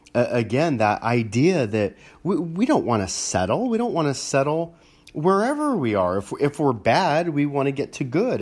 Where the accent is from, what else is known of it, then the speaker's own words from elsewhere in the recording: Los Angeles, California, United States; growing up in Los Angeles